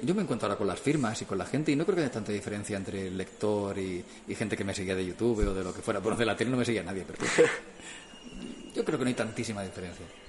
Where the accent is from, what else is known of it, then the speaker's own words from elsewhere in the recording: Martorell, Catalonia, Spain; en la radio de Martorey de mi pueblo